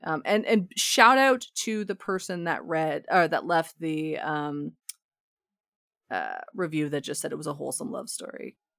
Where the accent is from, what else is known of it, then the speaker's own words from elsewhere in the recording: Ontario, Canada; now in Alberta, Canada; It is part of being Canadian, I think.